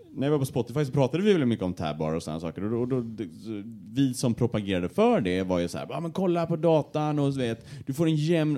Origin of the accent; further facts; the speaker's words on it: Gothenburg, Västra Götaland, Sweden; accent: Gothenburg dialect (göteborgska); bredde på min göteborgska